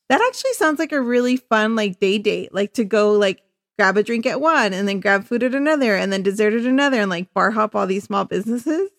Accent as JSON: {"language": "English", "town": "Chula Vista", "region": "California", "country": "United States", "said": "I am from Chula Vista originally."}